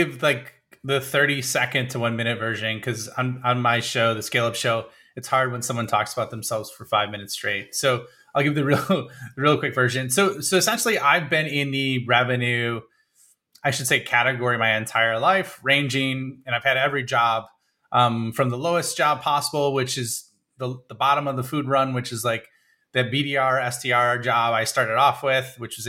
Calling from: Illinois, United States; Like right outside of Chicago, straight west of Chicago.

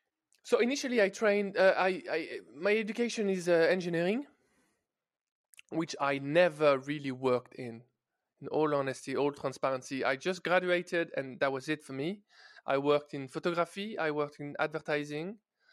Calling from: Paris, Île-de-France, France; I'm joining you from Paris, guys, from France, from my freshly renovated office.

